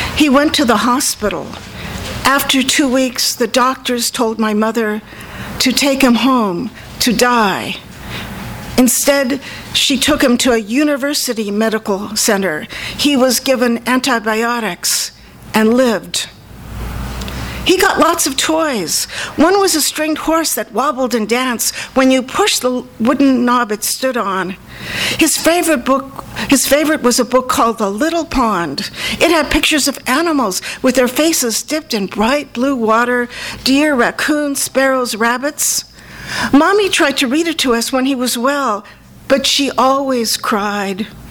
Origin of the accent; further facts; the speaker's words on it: Pittsburgh, Pennsylvania, United States; I was born in Pittsburgh.